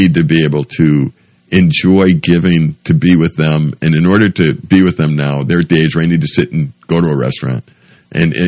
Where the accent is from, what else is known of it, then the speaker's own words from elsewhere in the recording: United States; since I was from America